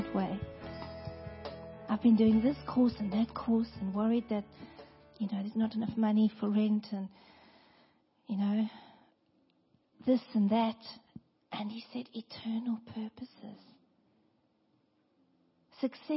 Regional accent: South Africa; moved away; I come from South Africa

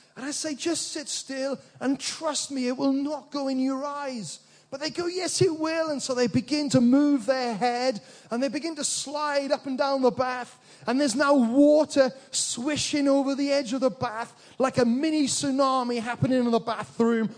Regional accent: Wales, United Kingdom; in this little village I grew up in Wales

